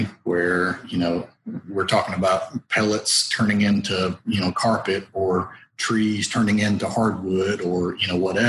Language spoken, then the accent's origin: English; Somerville, Georgia, United States; we're Georgia boys. I mean, we really are. There's no two ways to say about that. You know, I grew up in Somerville, Georgia.